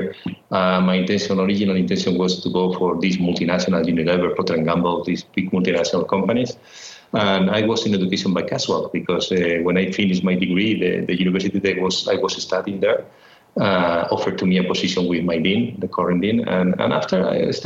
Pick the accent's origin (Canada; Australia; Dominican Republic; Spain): Spain; Madrid, Community of Madrid; I was born in Madrid, in Spain. And basically, my childhood was in Madrid